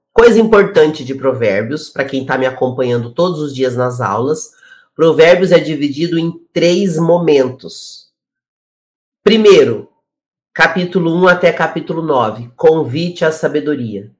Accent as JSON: {"language": "Portuguese", "town": "Curitiba", "region": "Paraná", "country": "Brazil", "moved": "yes", "lives_now": "São Paulo, Brazil", "said": "eu moro em São Paulo hoje, mas eu sou de Curitiba"}